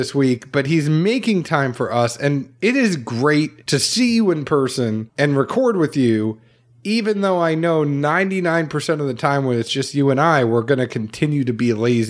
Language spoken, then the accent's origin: English; New England, United States; I'm from New England.